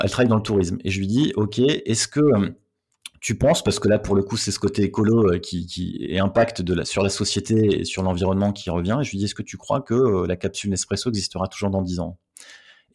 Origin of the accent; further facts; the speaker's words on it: the Nord, Hauts-de-France, France; je viens du Nord